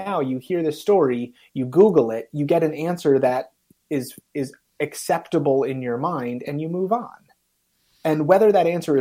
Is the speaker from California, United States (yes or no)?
no; Wynantskill, New York, United States; now in Massachusetts, United States; I grew up in upstate New York. I now live in Massachusetts.